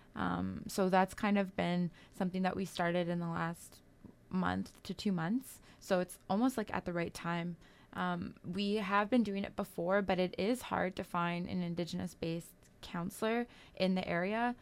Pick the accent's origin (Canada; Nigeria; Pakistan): Canada; Kitigan Zibi and Long Point First Nation, Quebec; I'm Algonquin from Kitagon, C B, and Long Point First Nation.